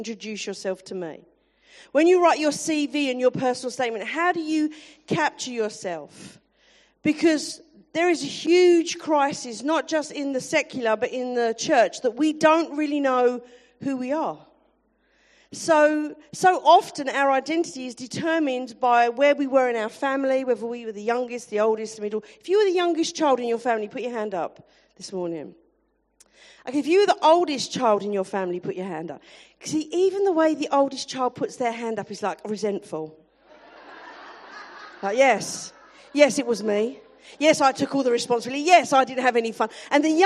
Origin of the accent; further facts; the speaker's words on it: London, United Kingdom; I am definitely from South London.